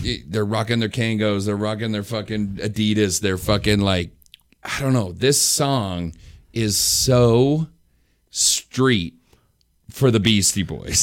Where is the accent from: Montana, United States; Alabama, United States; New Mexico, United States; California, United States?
New Mexico, United States; I grew up in New Mexico